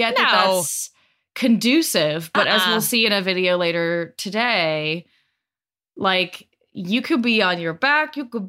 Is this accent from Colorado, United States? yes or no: yes; Denver, Colorado, United States; Westword, which is my hometown newspaper